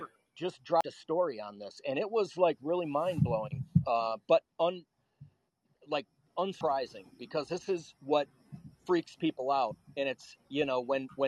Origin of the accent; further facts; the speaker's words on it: Wisconsin, United States; moved away; I come from Wisconsin originally